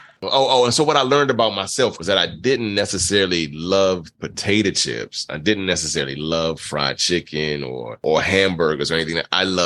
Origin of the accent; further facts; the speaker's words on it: Nassau, New Providence, Bahamas; born there; I was born in the Bahamas, born in Nassau, Bahamas.